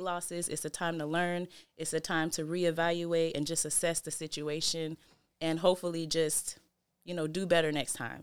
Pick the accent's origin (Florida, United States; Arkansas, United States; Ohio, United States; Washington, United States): Washington, United States; Seattle; also born or lived in Federal Way, Washington; we were mostly raised in Seattle, yeah. Sullivan Street.